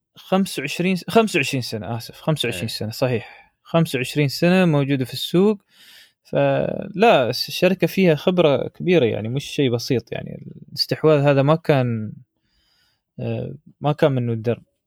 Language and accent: Arabic; United Arab Emirates; عندنا في الامارات